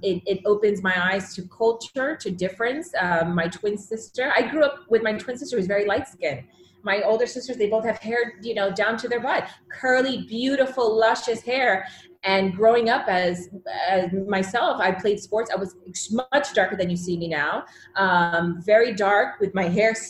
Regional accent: Fort Lauderdale, Florida, United States; I grew up in South Florida, Fort Lauderdale.

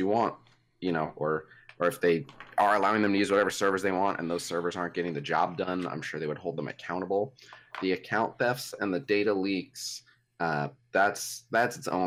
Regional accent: United States; as an American

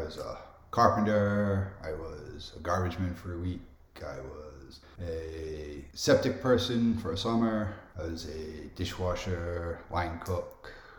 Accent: Jamestown, Rhode Island, United States; I grew up in Jamestown, Rhode Island. Small little island.

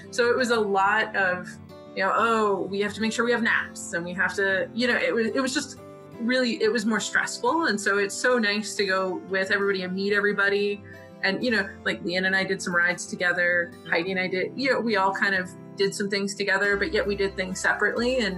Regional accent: Nevada, United States; I'm from Nevada

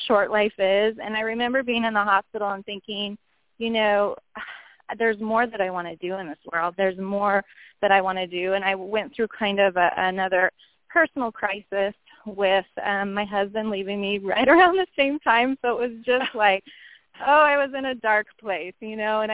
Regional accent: Loomis, California, United States; also born or lived in Roseville, California; I was born in Roseville. I grew up in the area of Loomis, Penryn

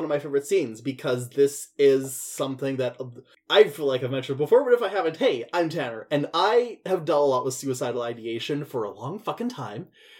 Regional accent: Scotland, United Kingdom; Ooh, I'm Scottish, my eyebrows are going to seed from the rest of my face.

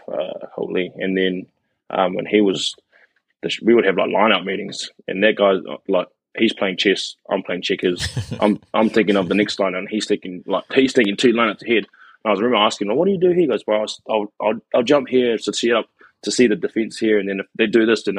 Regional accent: Wellington, New Zealand; moved away as an adult; born in Wellington, born and bred in Wellington until I was 18

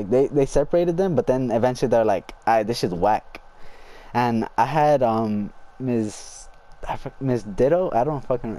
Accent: Fresno, California, United States; also born or lived in San Joaquin / Mendota / Tranquility / Helm; I was born here in Fresno, fucking moved a lot. I used to live in SJ, San Joaquin. And then I moved to Mendota, and then to Tranquility, then to Helm.

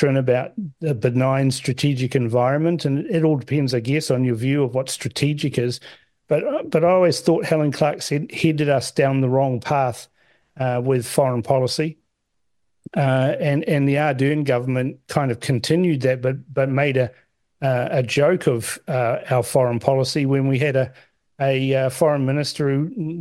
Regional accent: Fiji; now in New Zealand; I was born in Fiji.

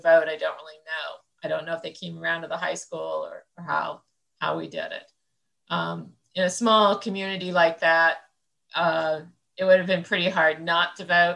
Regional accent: central Illinois, United States; I grew up in a small town, you know, small farming community in central Illinois

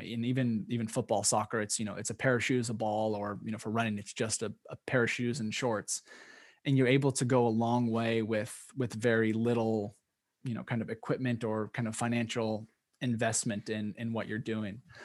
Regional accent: Oregon, United States; I grew up in Oregon, which has a huge cyclocross scene

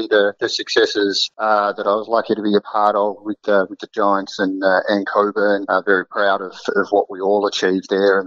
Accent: Sydney, New South Wales, Australia; my parents involved with rugby league growing up. I'm from Sydney

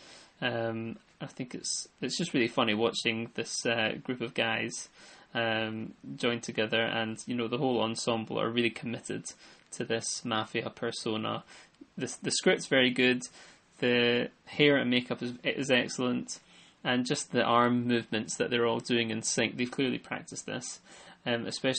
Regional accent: United Kingdom; I'm a Brit

